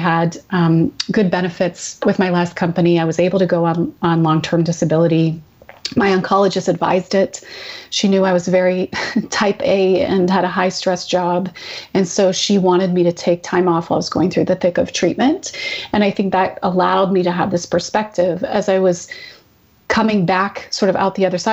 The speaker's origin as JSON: {"language": "English", "town": "Vanderhoof", "region": "British Columbia", "country": "Canada", "tie": "born or raised there", "moved": "yes", "said": "I grew up in a small town. My parents still live there. It's called Vanderhoof, which is about 10 hours drive north of Vancouver."}